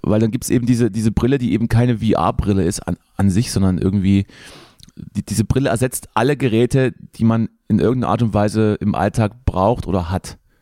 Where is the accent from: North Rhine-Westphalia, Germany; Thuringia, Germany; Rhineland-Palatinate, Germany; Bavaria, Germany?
Thuringia, Germany; wir Thüringer